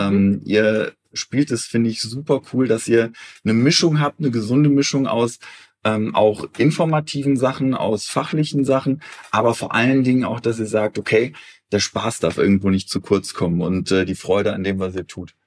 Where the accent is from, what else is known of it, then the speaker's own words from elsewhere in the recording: Eifel, Germany; moved away; also born or lived in Cologne; ich komme ursprünglich aus der Eifel.